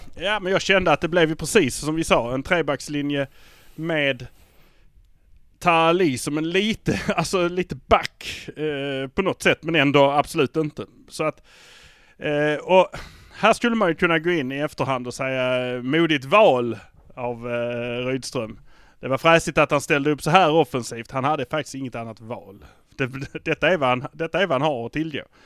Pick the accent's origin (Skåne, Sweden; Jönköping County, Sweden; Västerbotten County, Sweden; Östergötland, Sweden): Skåne, Sweden; Malmö; vi är från Malmö.